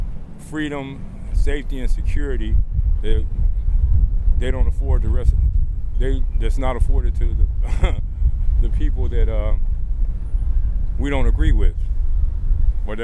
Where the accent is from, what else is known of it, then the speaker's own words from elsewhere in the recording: Cleveland, Ohio, United States; I'm from Cleveland, Ohio